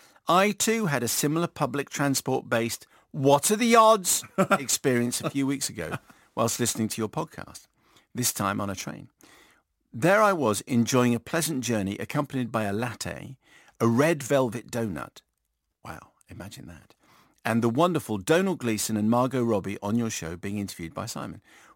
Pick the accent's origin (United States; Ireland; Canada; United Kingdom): Ireland; Dublin, Leinster; greetings. … I am from Dublin